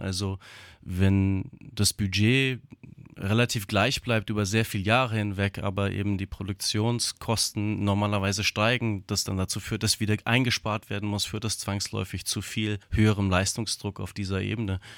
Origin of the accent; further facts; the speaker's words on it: Offenbach am Main, Hesse, Germany; Meine Mutter ist Theaterfrau, hat eine eigene Theaterschule gehabt in Offenbach am Main. Mein Vater ist bildender Künstler und ich bin aufgewachsen sozusagen im Atelier